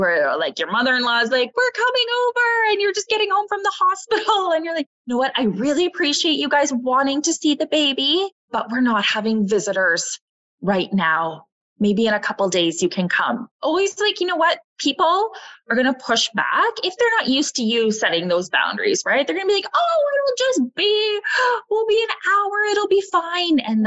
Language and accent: English; Canada; we are Canadian.